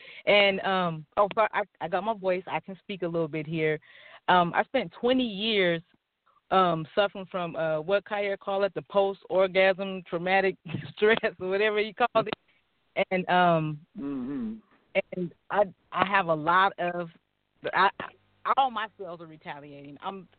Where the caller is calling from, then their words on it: Sacramento, California, United States; I'm calling from Sacramento.